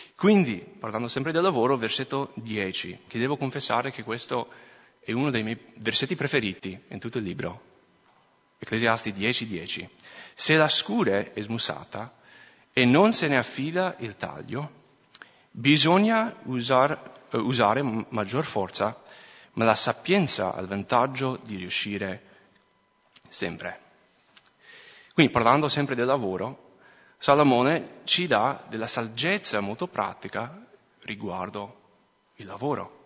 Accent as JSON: {"language": "Italian", "region": "Minnesota", "country": "United States", "tie": "born or raised there", "accent": "American", "second_language": "Italian", "moved": "as an adult", "lives_now": "Italy", "said": "sono cresciuto in Minnesota"}